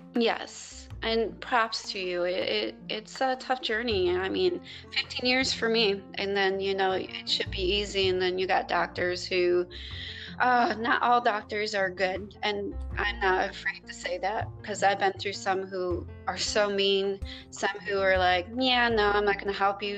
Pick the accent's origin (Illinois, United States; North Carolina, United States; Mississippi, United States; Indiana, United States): Illinois, United States; Chicago; moved away as an adult; also born or lived in Wisconsin; now in Texas, United States; I'm from Chicago